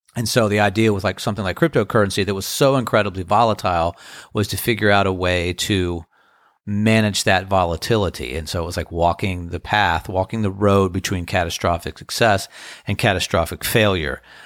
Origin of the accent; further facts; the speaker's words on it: Crofton, Maryland, United States; now in Outer Banks, North Carolina, United States; growing up in Crofton, Maryland